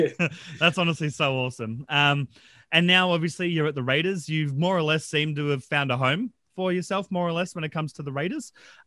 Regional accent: Brisbane, Queensland, Australia; born or raised there

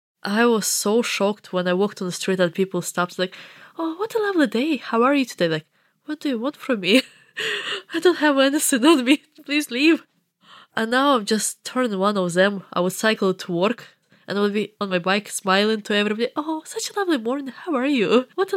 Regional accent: Eastern Ukraine, Ukraine; English is a second language; I better not to say that I'm from Eastern Ukraine.

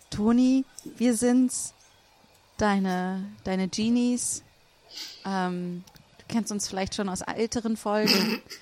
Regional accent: Berlin, Germany; also ich bin aus Berlin und ich meine, hier darf man sowieso nicht schneller als 50 in den meisten Straßen fahren

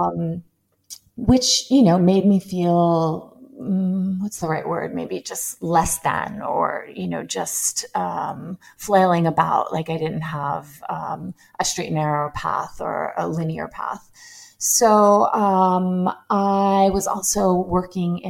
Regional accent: Long Island, New York, United States; also born or lived in Manhattan; I grew up in Long Island, New York, only around 30 minutes from New York City

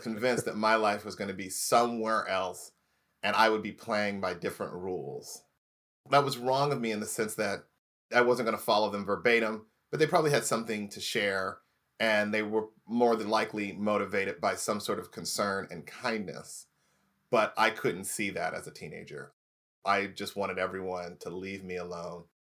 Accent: Indianapolis, Indiana, United States; moved away; also born or lived in Los Angeles; grew up in Indiana, Indianapolis, Indiana

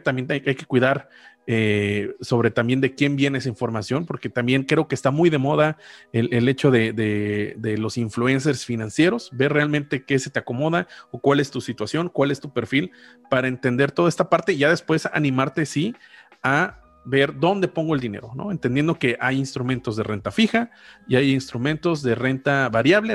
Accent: Mexico; yo como mexicano, residente en México

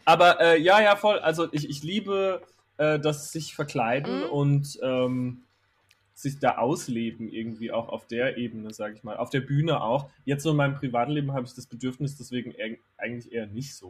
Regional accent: Herxheim bei Landau, Rhineland-Palatinate, Germany; moved away as an adult; also born or lived in Kandel; ich bin in Kandel geboren, weil in Herxheim bei Landau in der Pfalz, wo ich aufgewachsen ah. bin, gibt es kein Krankenhaus

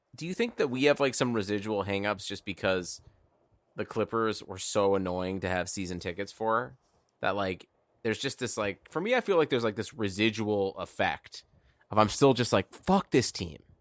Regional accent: Cleveland, Ohio, United States; I'm just from the wrong side of Cleveland

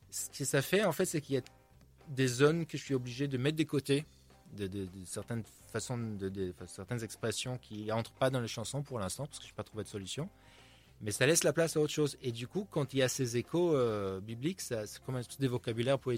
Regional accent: Tel Aviv, Tel Aviv District, Israel; French is a second language; also born or lived in United States; now in France; je viens d'Israël, je suis né à Tel Aviv. Donc j'ai grandi, forcément, même si je suis, euh, je suis pas du tout croyant et j'ai grandi dans un environnement très laïque.

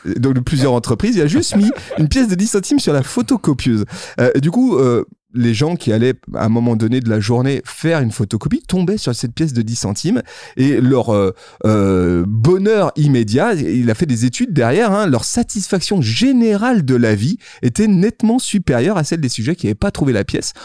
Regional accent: Lyon, Auvergne-Rhône-Alpes, France; chez nous à Lyon

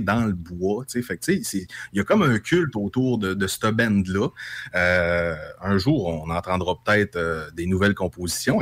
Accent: native region around Saint-Honoré, Quebec, Canada; s'il y a un endroit où la langue française dans les shops est maganée, ben c'est un peu dans ma région natale

